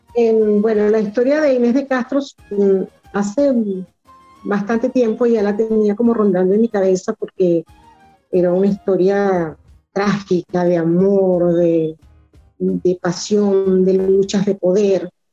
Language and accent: Spanish; Los Taques, Falcón, Venezuela; moved away as an adult; also born or lived in Mérida, Venezuela; now in Caracas, Venezuela; soy venezolana, nací en el estado Falcón, en un pueblito que está en la punta del estado que se llama Los Taques